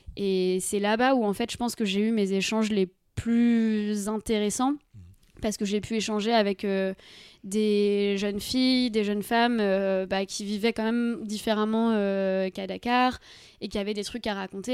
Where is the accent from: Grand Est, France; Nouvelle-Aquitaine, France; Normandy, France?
Nouvelle-Aquitaine, France; Deux-Sèvres; moi je viens des Deux-Sèvres